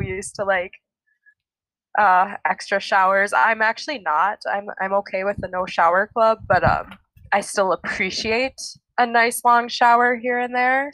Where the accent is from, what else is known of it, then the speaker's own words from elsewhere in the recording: Minnesota, United States; growing up in Minnesota